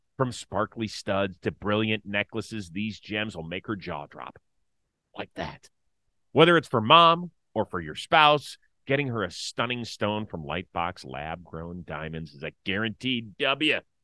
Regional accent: Cleveland, Ohio, United States; I'm from Cleveland.

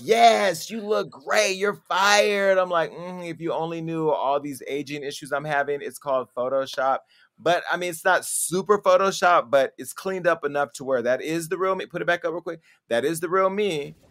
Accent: Stockton, California, United States; now in Los Angeles, United States; my hometown. I went back and I helped get Mayor Kevin Lincoln elected

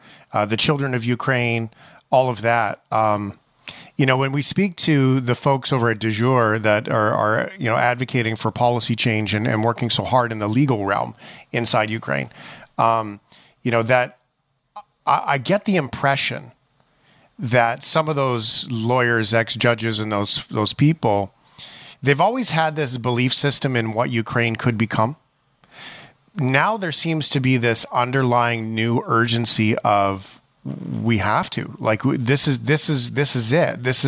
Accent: Canada; as a Canadian

